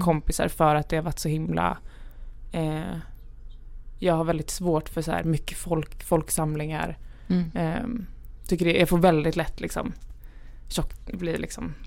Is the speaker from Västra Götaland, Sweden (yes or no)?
no; Lund, Skåne, Sweden; also born or lived in Gävle; now in Stockholm, Sweden; jag är född i Gävle. Ah. Eh, mina föräldrar är från Gävle var uppvuxna i Gävle. Eh, och sen när jag var typ fem år tror jag flyttade vi ner till Lund